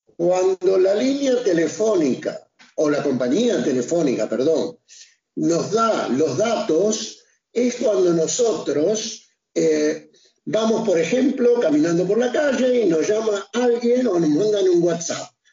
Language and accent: Spanish; Argentina; yo, que soy argentino, me vine a Europa